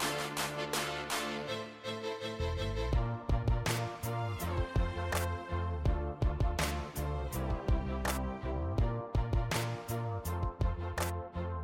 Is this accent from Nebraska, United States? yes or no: yes; Lincoln, Nebraska, United States; I grew up in Lincoln, Nebraska